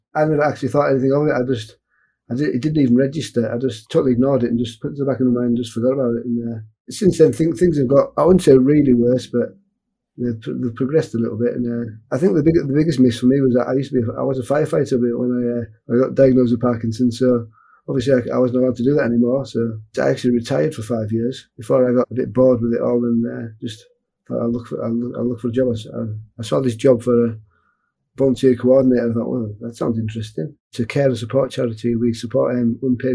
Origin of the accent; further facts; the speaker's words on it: Carlisle, North West England, United Kingdom; I'm from Carlisle in Cumbria, which is north of England.